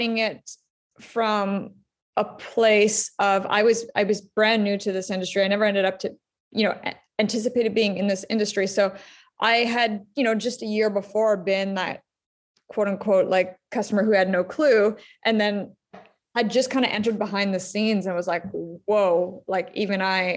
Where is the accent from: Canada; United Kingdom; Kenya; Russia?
Canada; Ottawa, Ontario; my hometown is Ottawa. I live here, Ottawa, Canada